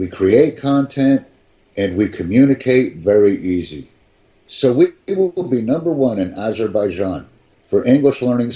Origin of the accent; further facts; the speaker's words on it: United States; I'm from the United States.